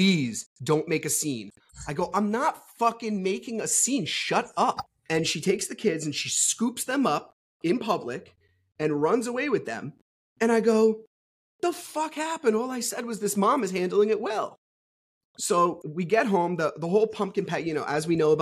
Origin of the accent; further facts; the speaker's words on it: New Jersey, United States; I'm from New Jersey.